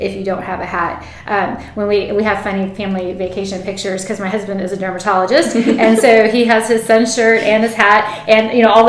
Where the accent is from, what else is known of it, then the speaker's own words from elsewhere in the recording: South Texas, United States; we're from South Texas